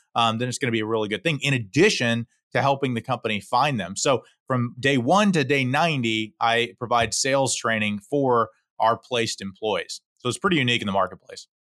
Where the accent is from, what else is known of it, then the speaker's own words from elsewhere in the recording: Houston, Texas, United States; I'm born and raised in Houston, Texas, uh, fifth generation Houstonian